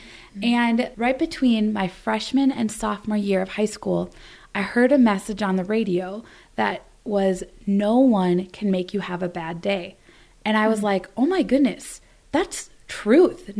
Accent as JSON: {"language": "English", "region": "Wisconsin", "country": "United States", "tie": "born or raised there", "also_born_or_lived": "Sarita Vihar, India", "said": "I grew up in Wisconsin"}